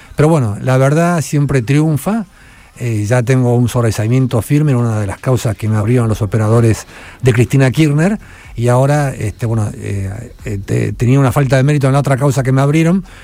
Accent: Argentina; Yo soy el periodista argentino que más premios internacionales ganó

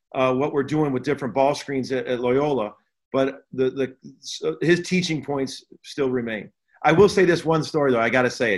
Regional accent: Chicago, Illinois, United States; I grew up in the Chicago area

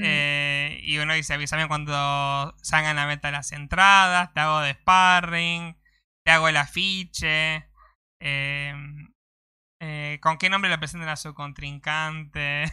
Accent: Argentina; todos los argentinos somos

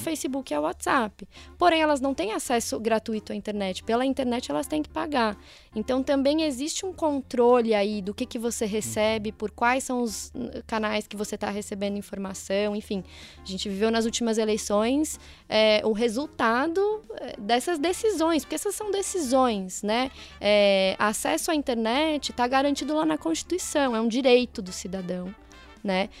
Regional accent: Mairiporã, São Paulo, Brazil; sou de uma cidade do interior aqui de São Paulo, Mairiporã

